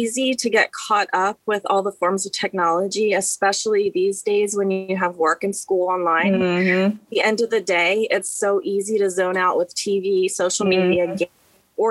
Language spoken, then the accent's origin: English; Baltimore, Maryland, United States; I grew up in Baltimore City on Bouldon Street